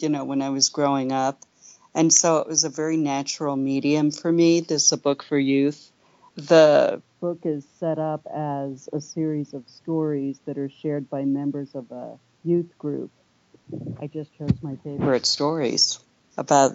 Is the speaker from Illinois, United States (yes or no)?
no; New York City, New York, United States; I grew up in New York City in the Upper West Side of Manhattan